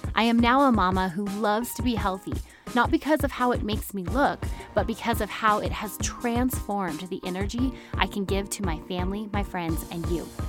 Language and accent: English; New Mexico, United States; right here in my home state, Santa Fe, New Mexico